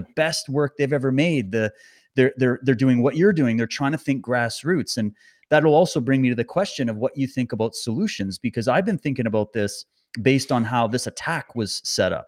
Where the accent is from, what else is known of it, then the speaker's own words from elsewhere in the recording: Canada; as a Canadian